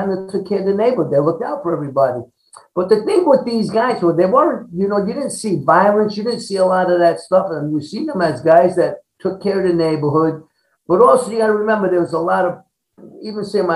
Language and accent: English; New York City, New York, United States; growing up in Brooklyn, New York